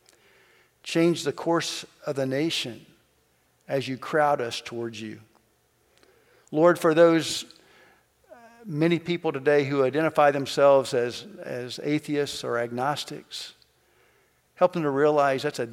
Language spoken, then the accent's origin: English; Kentucky, United States; moved away; I'm from Kentucky